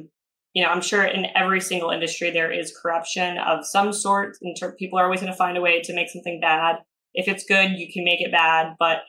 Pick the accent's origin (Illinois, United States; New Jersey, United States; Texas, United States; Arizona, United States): Arizona, United States; we had gotten done with a hike off of this mountain by ASU when I was growing up in Arizona.